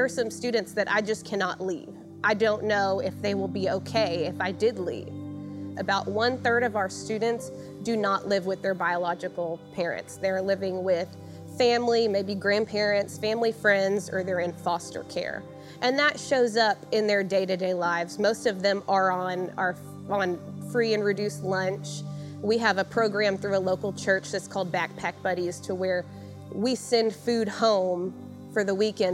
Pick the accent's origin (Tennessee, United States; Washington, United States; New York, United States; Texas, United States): Texas, United States; Santa Fe; I was born and raised here in Santa Fe, and I went to school K through senior year here.